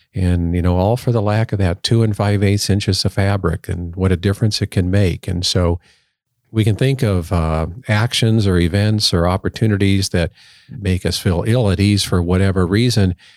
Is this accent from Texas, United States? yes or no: no; Colorado Springs, Colorado, United States; I grew up in Colorado Springs, so we always said we were in the shadow of the peak